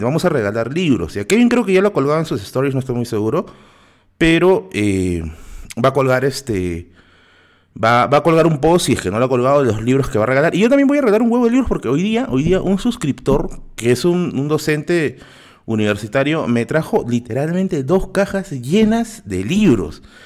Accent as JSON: {"language": "Spanish", "region": "Lima", "country": "Peru", "said": "yo no paso como limeño"}